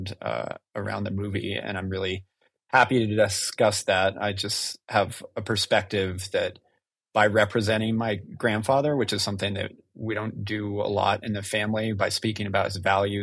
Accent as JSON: {"language": "English", "region": "New Mexico", "country": "United States", "tie": "born or raised there", "said": "growing up in New Mexico around this stuff, I actually grew up up at the ranch"}